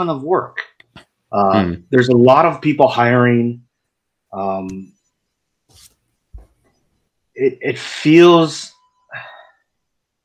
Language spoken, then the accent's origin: English; Nashville, Tennessee, United States; moved away as an adult; now in New York, United States; I'm originally from Nashville. I grew up there. I've been living in New York now for, the past, 17, 18 years now.